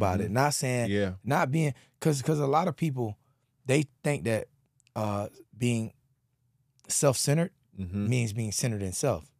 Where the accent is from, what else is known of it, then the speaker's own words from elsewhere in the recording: Pompano Beach, Florida, United States; I'm being from Pompano, it's a lot of Haitian